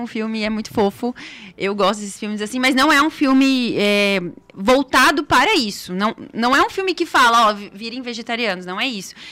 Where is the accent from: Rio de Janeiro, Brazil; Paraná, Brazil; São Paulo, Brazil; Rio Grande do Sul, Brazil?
Paraná, Brazil; Foz do Iguaçu; moved away; Sou de Foz do ah. Iguaçu, estudei lá, morei lá boa parte da minha vida.